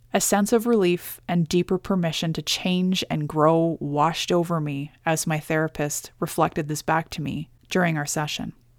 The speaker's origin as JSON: {"language": "English", "country": "Canada", "said": "as a Canadian citizen"}